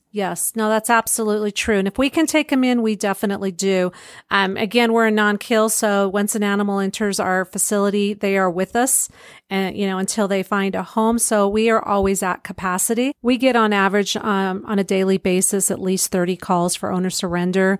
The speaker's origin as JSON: {"language": "English", "town": "Pueblo", "region": "Colorado", "country": "United States", "tie": "born or raised there", "moved": "as an adult", "said": "I grew up in Pueblo"}